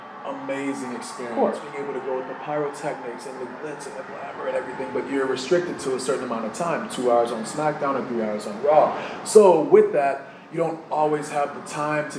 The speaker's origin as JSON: {"language": "English", "region": "Massachusetts", "country": "United States", "said": "Ivar and I actually, we're from Massachusetts"}